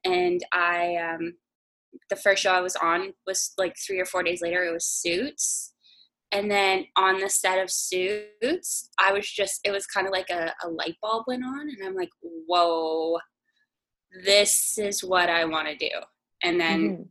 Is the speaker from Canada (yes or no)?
yes; New Brunswick, Canada; moved away as an adult; now in Toronto, Canada; I'm from New Brunswick